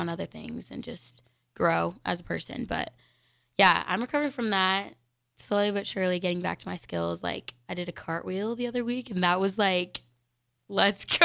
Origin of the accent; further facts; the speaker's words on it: Denver, Colorado, United States; now in Lincoln, United States; I'm from Denver, Colorado.